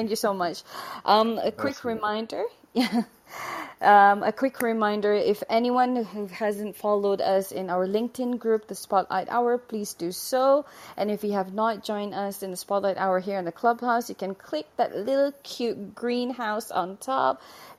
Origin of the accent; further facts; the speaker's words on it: Brunei; I'm from Brunei Darussalam.